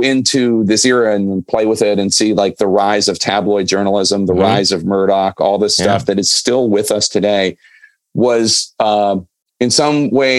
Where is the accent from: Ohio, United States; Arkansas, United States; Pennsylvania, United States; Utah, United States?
Pennsylvania, United States; Philadelphia; I was 8 in 1977 and I was in Philly